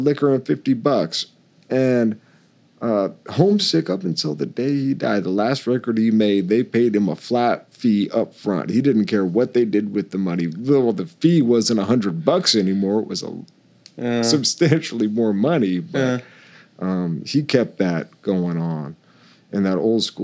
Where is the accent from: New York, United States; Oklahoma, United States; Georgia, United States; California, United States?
Oklahoma, United States; Tulsa; I hate to play too much in my hometown